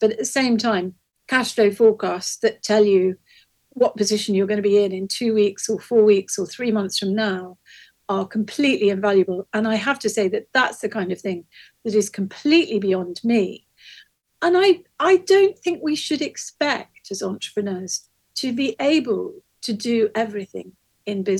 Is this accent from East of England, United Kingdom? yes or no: no; Hastings, South East England, United Kingdom; in a community in my hometown of Hastings